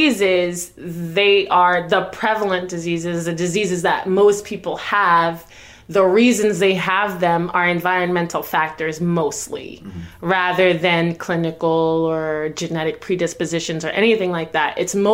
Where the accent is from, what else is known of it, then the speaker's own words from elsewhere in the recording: Jamaica; I was born in Jamaica myself.